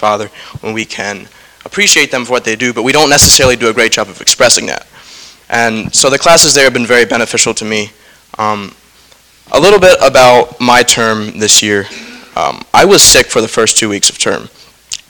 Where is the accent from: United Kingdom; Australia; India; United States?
United States; Lewisburg, Pennsylvania; I am from Lewisburg, Pennsylvania, so not too far down the road.